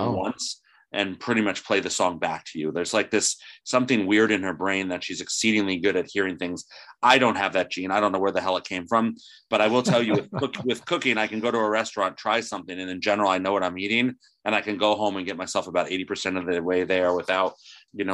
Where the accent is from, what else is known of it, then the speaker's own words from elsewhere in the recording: New Jersey, United States; I'm from New Jersey.